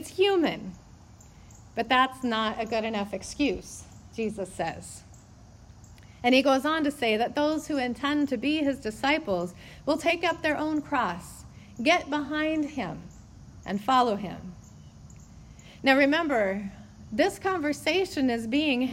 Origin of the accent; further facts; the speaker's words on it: United States; as American Christians